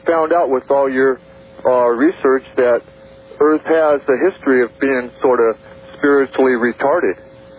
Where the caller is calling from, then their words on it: Northern California, United States; Hi, I'm calling from Northern California